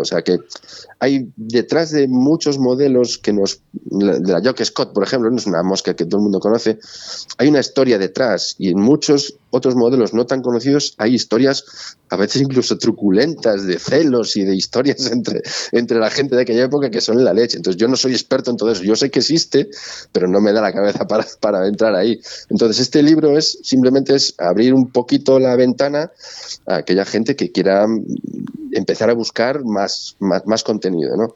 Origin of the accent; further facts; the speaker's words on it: Galicia, Spain; como buen gallego